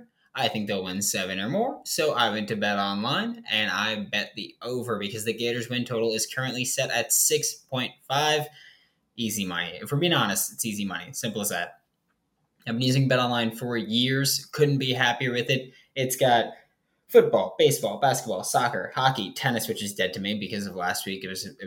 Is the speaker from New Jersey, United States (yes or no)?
no; New York City, New York, United States; I'm from New York City. We don't have good football players here.